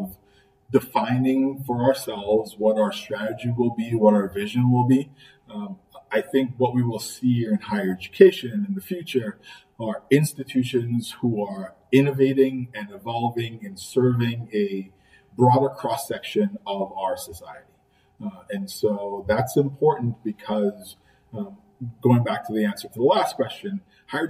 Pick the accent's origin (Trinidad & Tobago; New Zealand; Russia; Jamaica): Trinidad & Tobago; moved away as an adult; now in Buffalo, United States; I'm an immigrant. I grew up in Trinidad and Tobago.